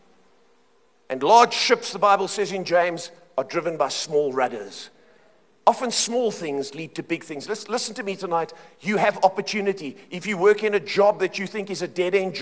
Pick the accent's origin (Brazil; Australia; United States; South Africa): South Africa; Cape Town, Western Cape; moved away as an adult; now in Johannesburg, South Africa; I grew up in Cape Town